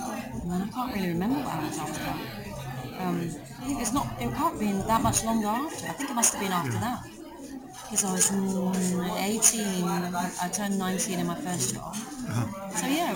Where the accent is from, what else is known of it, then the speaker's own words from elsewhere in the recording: Dartford, South East England, United Kingdom; moved away as an adult; also born or lived in Sydenham; So I was born in Dartford, and, so I grew up there, and then I moved to Sydenham, actually, when I was 28. I didn't move out until I was 28